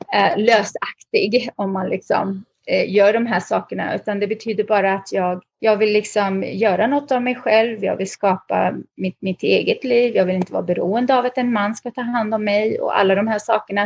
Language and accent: Swedish; Lidköping, Västra Götaland, Sweden; moved away as an adult; also born or lived in Lebanon / Västerås, Sweden / Stockholm, Sweden; now in North Carolina, United States; vi hamnade i Lidköping, det som i David, inte Lin utan Lidköping vid Värnen, en liten stad i Västra Götaland. Eh, så där växte jag upp hela min, eh, ja, min uppväxt